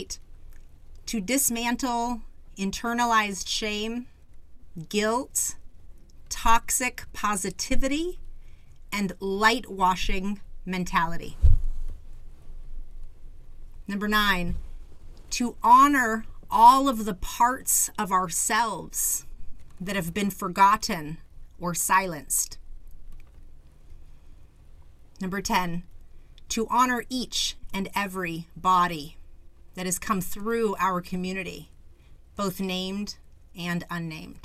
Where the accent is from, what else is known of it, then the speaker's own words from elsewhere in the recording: Phoenix, Arizona, United States; I was born in the Phoenix community